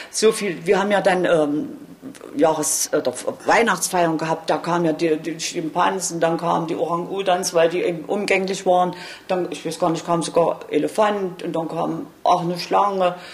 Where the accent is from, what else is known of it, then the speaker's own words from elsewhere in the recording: Wroclaw, Lower Silesian Voivodeship, Poland; born there; moved away; Nein, nein, nein. ich bin geflüchtet. Ich bin auch in Breslau geboren.